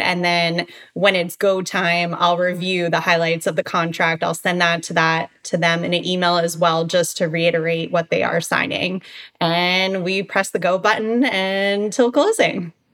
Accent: Baltimore, Maryland, United States; moved away as an adult; now in Boca Raton, United States; I'm originally from Baltimore, Maryland.

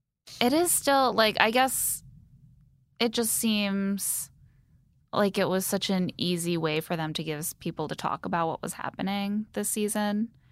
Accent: Indiana, United States; moved away; I grew up in Indiana

